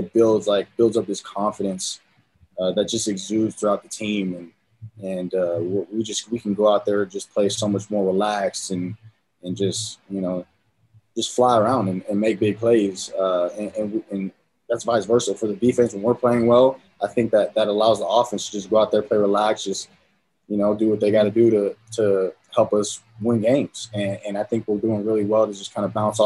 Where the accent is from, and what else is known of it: San Diego, California, United States; born or raised there; now in Utah, United States